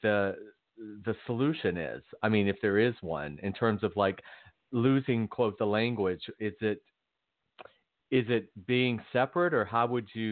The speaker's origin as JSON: {"language": "English", "region": "Georgia", "country": "United States", "tie": "born or raised there", "said": "growing up in the South, in Georgia"}